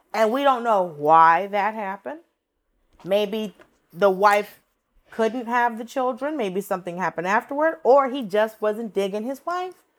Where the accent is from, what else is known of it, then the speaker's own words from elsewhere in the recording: Atlanta, Georgia, United States; growing up in Atlanta, I lived in a predominantly Latino, predominantly Mexican neighborhood